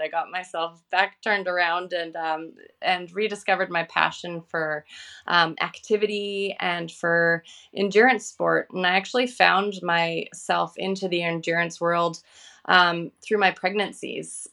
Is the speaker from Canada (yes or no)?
yes; Vancouver, British Columbia, Canada; I'm from Vancouver, Canada